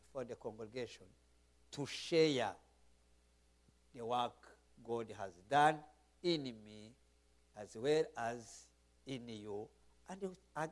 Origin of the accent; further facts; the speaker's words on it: Rwanda; accent: Rwandan English; I'm speaking English, but Rwandan English.